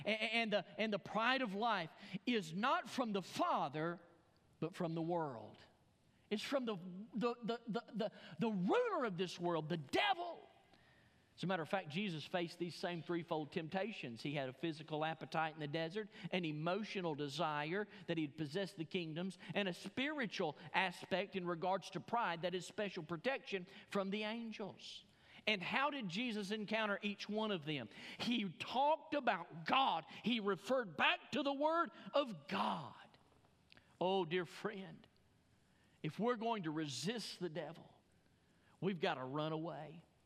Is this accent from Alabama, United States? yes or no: yes; Alabama, United States; moved away; I'm from Alabama